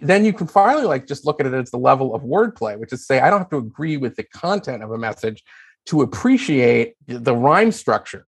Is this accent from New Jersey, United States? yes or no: no; Philadelphia, Pennsylvania, United States; Philadelphia, my hometown